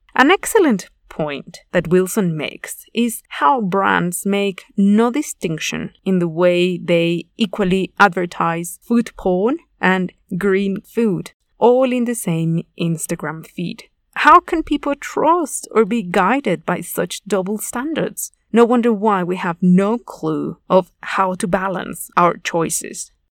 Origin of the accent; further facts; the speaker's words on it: Mexico; I am from Mexico, a highly agricultural nation